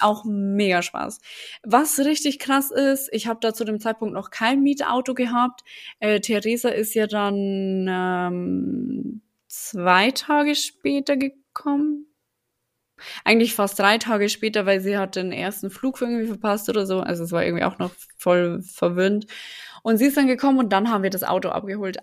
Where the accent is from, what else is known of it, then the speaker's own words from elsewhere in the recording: Germany; für mich als Deutsche